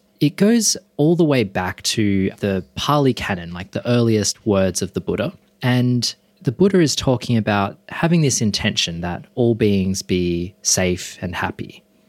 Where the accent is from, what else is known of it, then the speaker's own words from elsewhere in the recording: Perth, Western Australia, Australia; now in Sydney, Australia; I grew up in Perth. My dad is Chinese Malaysian and his family are, we could say, culturally Buddhist.